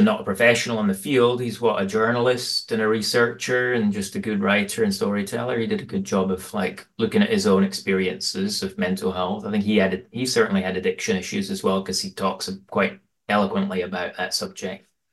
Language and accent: English; Aberdeen, Scotland, United Kingdom; now in Portland, United States; I grew up in Aberdeen in Scotland in the eighties